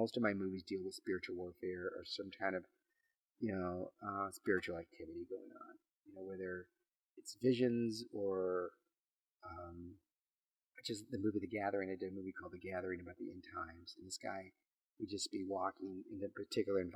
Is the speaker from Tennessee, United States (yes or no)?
no; McAllen, Texas, United States; where I live in McAllen, Texas, I'm from a border town.